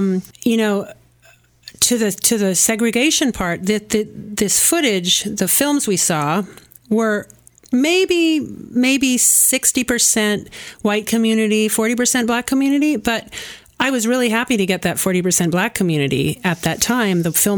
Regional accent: Kannapolis, North Carolina, United States; And I grew up near Kannapolis, and he came through town.

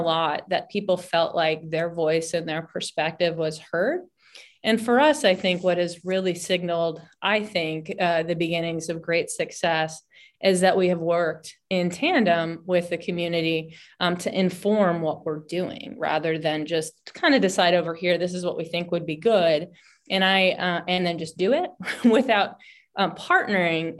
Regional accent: Washington, District of Columbia, United States; now in Humboldt County, United States; I'm originally from Washington D.C.

